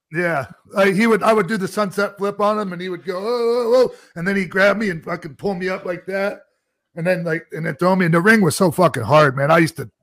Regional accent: Tampa, Florida, United States; also born or lived in Minnesota; It was my hometown too. I'm Tampa boy

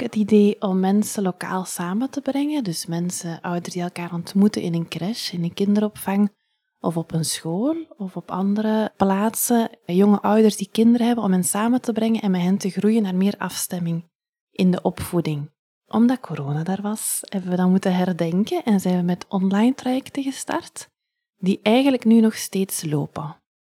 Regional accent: Ghent, Flanders, Belgium; also born or lived in Leuven; now in Hoegaarden, Belgium; ik ben van Gent

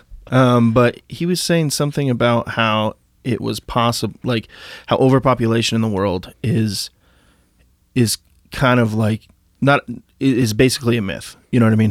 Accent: Idaho, United States; moved away; also born or lived in Tennessee; growing up in Idaho

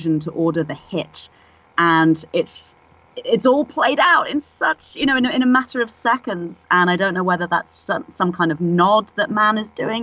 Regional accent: England, United Kingdom; moved away as an adult; now in San Francisco, United States; I'm English originally, obviously, as you can hear

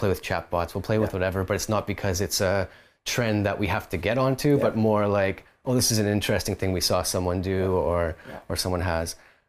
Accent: Kelowna, British Columbia, Canada; now in Vancouver, Canada; Us, the three of us founders, Isaac, Corey, and myself, we're all from Kelowna originally, it was just where we were living at the time

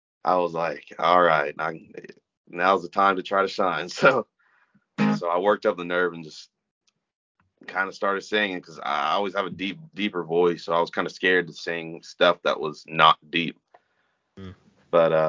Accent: Newnan, Georgia, United States; I'm from Newnan. Been here all my life

